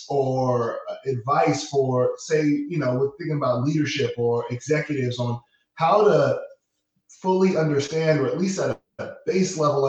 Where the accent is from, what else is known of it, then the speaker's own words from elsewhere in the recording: New York, United States; having one Latin parent and one West Indian parent, and growing up in New York